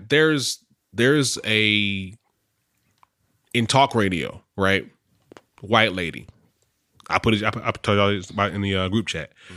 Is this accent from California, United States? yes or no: no; Charlotte, North Carolina, United States; moved away as an adult; I'm from Charlotte